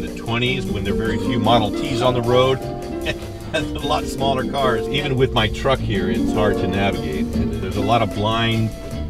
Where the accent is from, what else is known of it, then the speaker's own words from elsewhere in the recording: Los Angeles, California, United States; I was born here in Hollywood in the early 60s. I'm now in my 60s, and I've looked at the Hollywood sign my entire life. It's a jewel in our city. You know, people always ask you, you know, where are you from? I'm from Hollywood